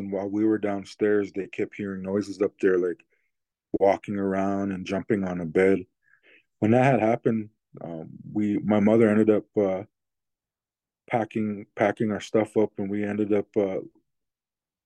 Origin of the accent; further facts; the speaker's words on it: Blackfeet Indian Reservation, Montana, United States; I'm from the Blackfeet Indian Reservation in Montana.